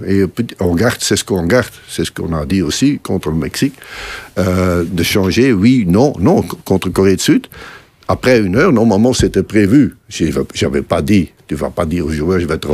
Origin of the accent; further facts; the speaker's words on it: Belgium; chez nous, en Belgique